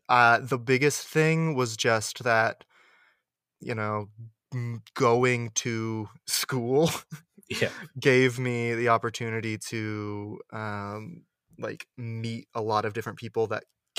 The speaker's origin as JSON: {"language": "English", "town": "Washington", "region": "District of Columbia", "country": "United States", "tie": "born or raised there", "moved": "as an adult"}